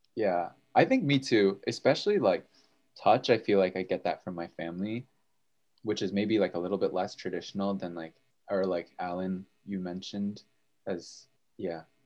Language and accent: English; Bridgewater, New Jersey, United States; I'm a senior in Murray, and I hail from Bridgewater, New Jersey